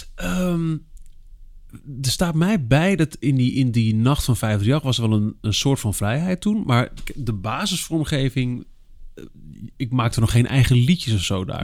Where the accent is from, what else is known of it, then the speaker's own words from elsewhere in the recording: Almelo, Overijssel, Netherlands; Ik kom uit Almelo